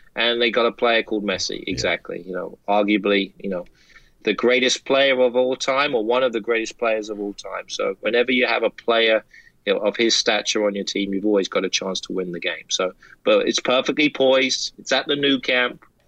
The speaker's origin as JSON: {"language": "English", "country": "United States", "said": "American soccer fans"}